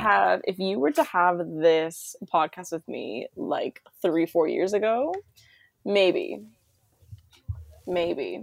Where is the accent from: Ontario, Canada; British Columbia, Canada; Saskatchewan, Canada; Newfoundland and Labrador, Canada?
Ontario, Canada; Toronto; I'm from Toronto